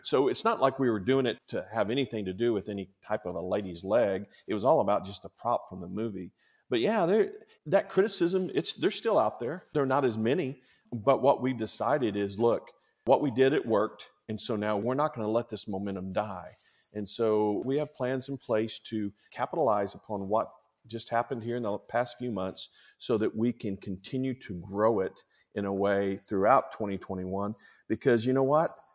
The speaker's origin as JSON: {"language": "English", "town": "Chickasha", "region": "Oklahoma", "country": "United States", "tie": "born or raised there", "moved": "as an adult"}